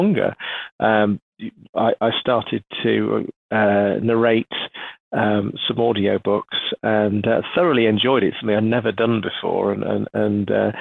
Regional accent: United Kingdom; being British

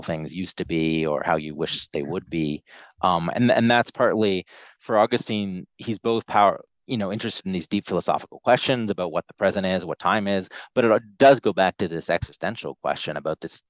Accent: Canada; moved away; there's the part of my childhood where I was growing up in Canada

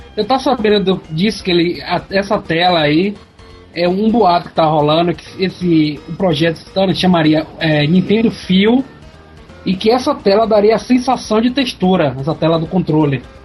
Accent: Brazil; o nosso sotaque daqui

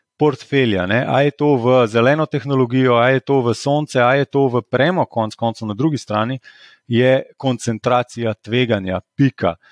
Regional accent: Slovenia

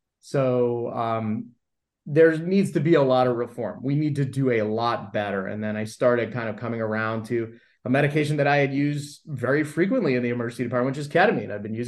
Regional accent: Los Angeles, California, United States; I grew up in the Valley in LA, and my mother was really into a lot of that kind of stuff.

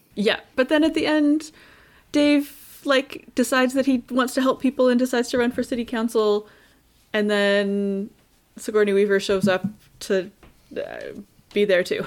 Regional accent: Canada; we are Canadian

